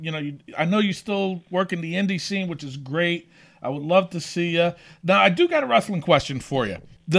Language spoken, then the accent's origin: English; near Albany, upstate New York, United States; I'm from upstate New York, by Albany.